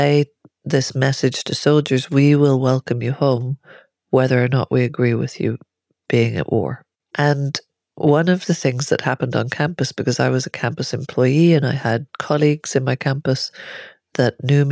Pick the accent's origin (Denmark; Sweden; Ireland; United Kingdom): Ireland; moved away as an adult; I'm Irish